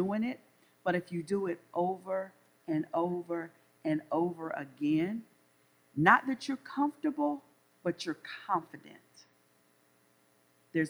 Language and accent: English; the South, United States; accent: Southern drawl; also born or lived in North Carolina; I'm from the South, so I know I have a Southern drawl